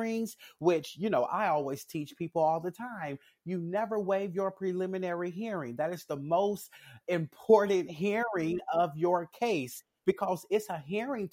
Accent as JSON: {"language": "English", "town": "Jackson", "region": "Tennessee", "country": "United States", "tie": "born or raised there", "said": "I am a resident of Jackson, Tennessee. I grew up here in Jackson."}